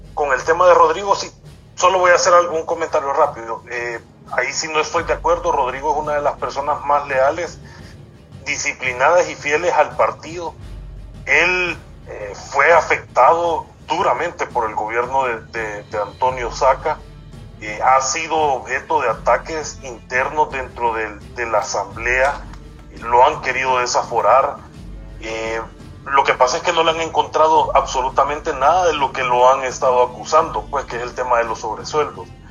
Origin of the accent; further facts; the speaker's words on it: El Salvador; Nosotros como salvadoreños